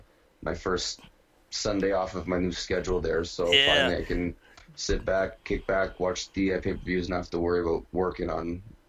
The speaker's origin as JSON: {"language": "English", "country": "Canada", "said": "I'm Canadian."}